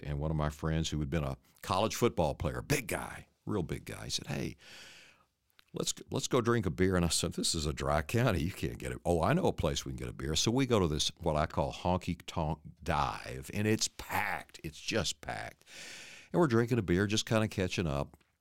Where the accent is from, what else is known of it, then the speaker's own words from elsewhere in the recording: Paris, Texas, United States; I'm from Paris, Texas, and my mom and dad came there after World War II, and they were trying to start a business